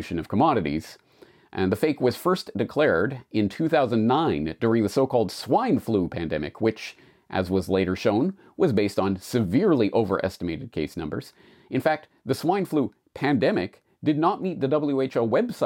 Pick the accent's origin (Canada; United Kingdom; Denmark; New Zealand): Canada; moved away as an adult; now in Japan; I'm a Canadian who has been living and working in Japan for 19 years now